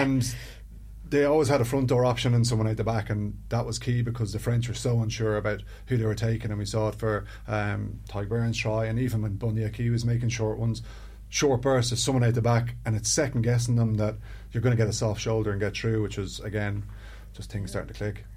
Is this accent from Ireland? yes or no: yes; Ireland